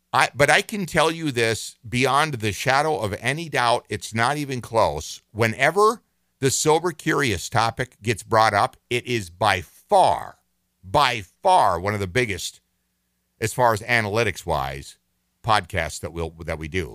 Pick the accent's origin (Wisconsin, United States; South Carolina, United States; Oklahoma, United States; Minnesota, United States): Minnesota, United States; Minneapolis; I've lived here my entire life. I was born in Minneapolis, raised in this state